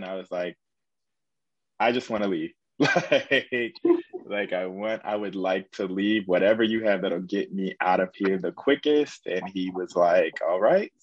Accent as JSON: {"language": "English", "town": "Indianapolis", "region": "Indiana", "country": "United States", "moved": "as an adult", "said": "I really wanted to get out of Indiana. That's where I'm from Indianapolis, Indiana"}